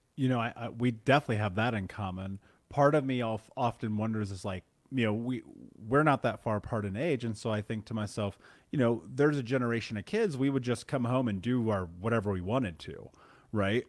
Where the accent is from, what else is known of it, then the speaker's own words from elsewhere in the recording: Indiana, United States; growing up in the Midwest, living in Indiana